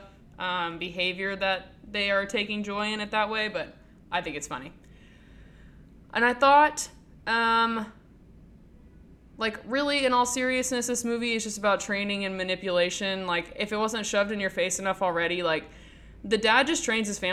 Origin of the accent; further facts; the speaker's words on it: United States; growing up in America